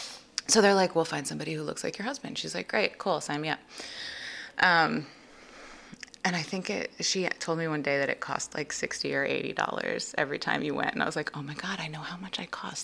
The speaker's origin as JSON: {"language": "English", "region": "Connecticut", "country": "United States", "tie": "born or raised there"}